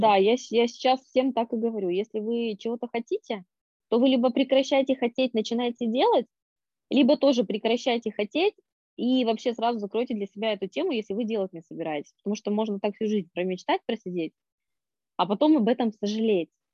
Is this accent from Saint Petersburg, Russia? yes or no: no; Norilsk, Krasnoyarsk Krai, Russia; born or raised there